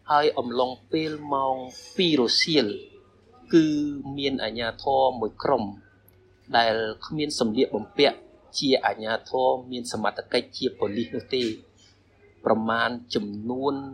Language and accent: Khmer; Cambodia; born or raised there; moved away as an adult; now in Thailand